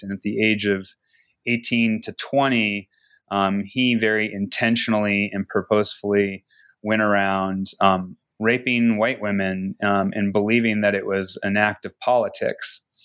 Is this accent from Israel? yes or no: no; Seattle, Washington, United States; now in Reno, United States; I grew up in Seattle